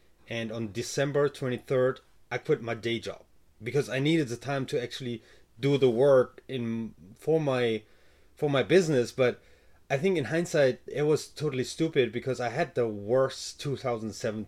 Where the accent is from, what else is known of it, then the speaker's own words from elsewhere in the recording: Germany; moved away; I'm from Germany, so I started businesses before in Germany